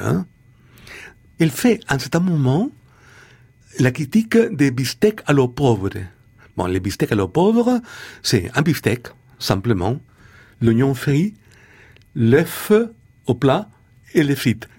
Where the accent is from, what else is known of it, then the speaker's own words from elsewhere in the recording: Chile; French is a second language; moved away; nous, les jeunes poètes, quand on était jeunes poètes au Chili